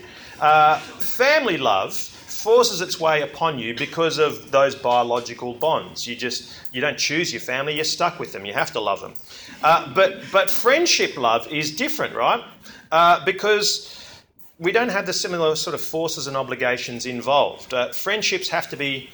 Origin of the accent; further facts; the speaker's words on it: Australia; I'm from Belgium, okay, well, my mother is and all my cousins are from Belgium. I grew up in Australia